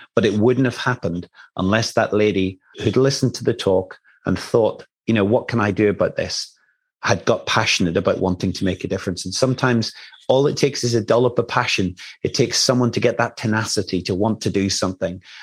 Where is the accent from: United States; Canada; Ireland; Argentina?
Ireland; I come from Ireland